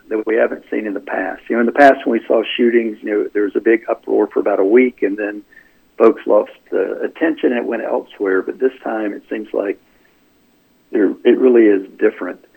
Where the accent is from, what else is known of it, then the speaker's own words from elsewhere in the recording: North Carolina, United States; when I grew up in North Carolina, we had good schools, and I'm a proud uh, product of the North Carolina public education system